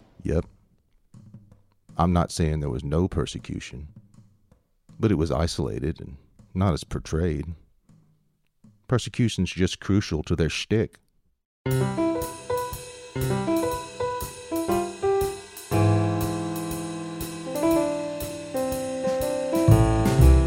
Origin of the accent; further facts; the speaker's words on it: the South, United States; accent: southern; my southern accent